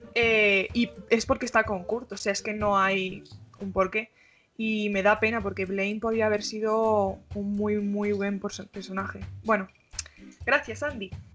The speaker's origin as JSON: {"language": "Spanish", "country": "Spain", "said": "soy de España."}